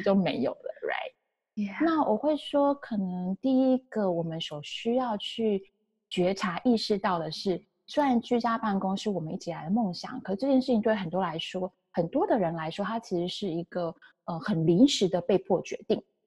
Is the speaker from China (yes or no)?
no; Taiwan; first language Chinese; now in San Francisco Bay Area, United States; 我来自台湾，然后中文是我的母语